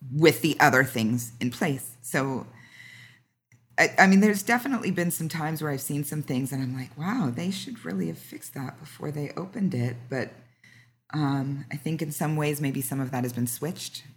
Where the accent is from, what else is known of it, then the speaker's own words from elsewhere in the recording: Southern California, United States; I'm from Southern California, born and raised